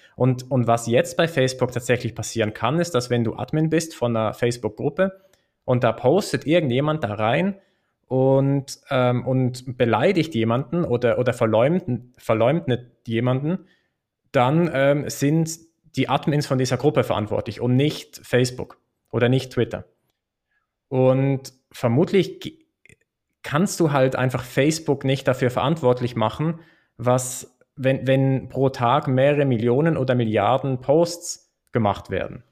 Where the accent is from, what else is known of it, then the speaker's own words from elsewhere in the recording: Switzerland; in der Schweiz zum Beispiel ist es, glaube ich, schon eine, eine gängige Meinung, dass es, dass es eine Bürger- und Bürgerinnenpflicht ist, abzustimmen. Und das machen wir ja viermal im Jahr